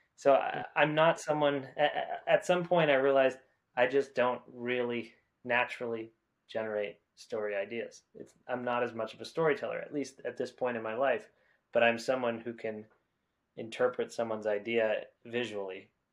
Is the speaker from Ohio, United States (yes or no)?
no; New Hampshire, United States; moved away as an adult; now in Los Angeles, United States; I'm from the United States, uh, specifically New Hampshire, uh, which is part of the Northeast region of the country. Um, I grew up in a small town, a small suburb of Boston